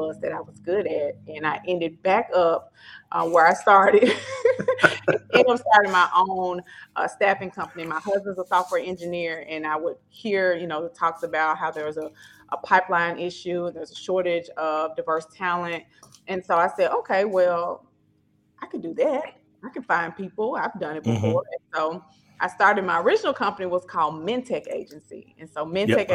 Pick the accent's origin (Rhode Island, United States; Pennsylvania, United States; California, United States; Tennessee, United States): Tennessee, United States; Memphis; accent: Memphis; now in Nashville, United States; I am from Memphis. Memphis. This is the Memphis accent.